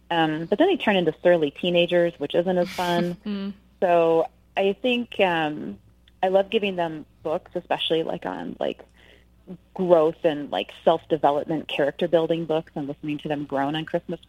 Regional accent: Wisconsin, United States; now in El Paso, United States; So I grew up in Wisconsin, and it's frigid. So what I love about Texas is that over the holidays, it's perfect hiking weather.

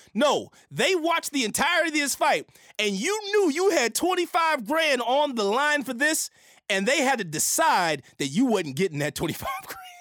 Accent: San Francisco Bay Area, California, United States; now in Los Angeles, United States; I'm from the Bay Area, I love the Giants.

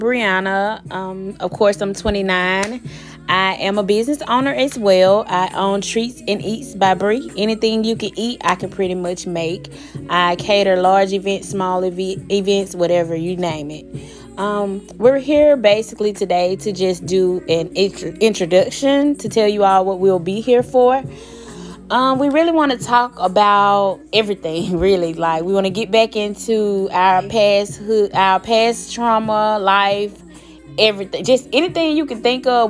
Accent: Selma, Alabama, United States; We're from Selma, Alabama

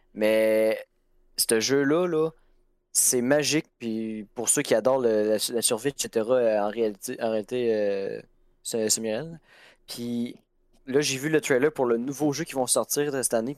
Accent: Chibougamau or Montmagny, Quebec, Canada; ma ville natale

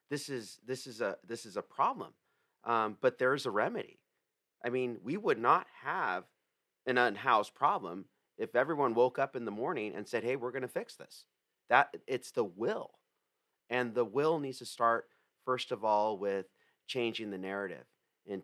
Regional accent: San Diego, California, United States; I was born and raised in La Jolla

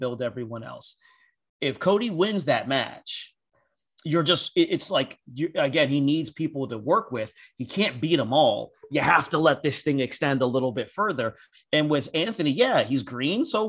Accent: Nigeria; As a Nigerian

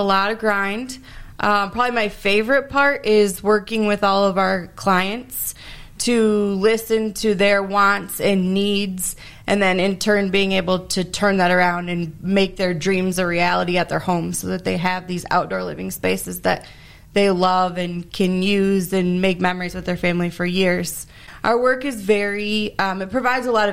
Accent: Ada, Michigan, United States; I was born and raised here in Ada

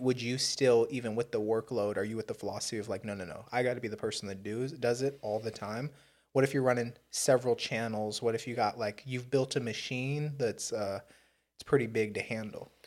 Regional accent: Southern California, United States; growing up in Southern California as an urban Indian

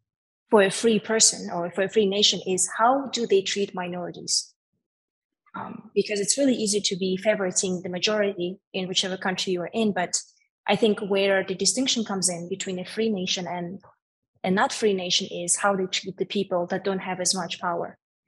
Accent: Poland; English is a second language; now in Brooklyn, United States; I personally never seen a Jewish person wearing yarmulke growing up in Poland.

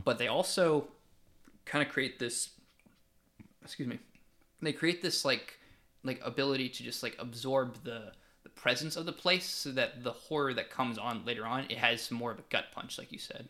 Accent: Fayetteville, United States; I do wanna shout out my hometown, Cameo Art House Theater. If anybody who's in the Fayetteville area

